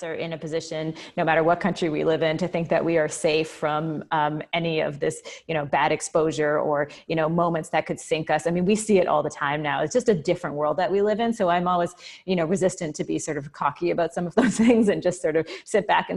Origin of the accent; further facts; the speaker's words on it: Canada; as a Canadian